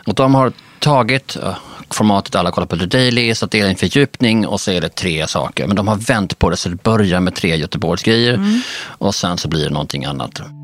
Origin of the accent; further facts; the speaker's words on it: Skåne, Sweden; also born or lived in Denmark; vi kan ju som skåningar